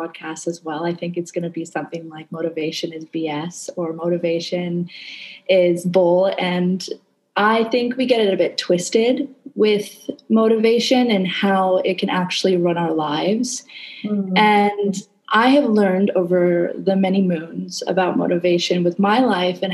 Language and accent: English; Canada; now in Indonesia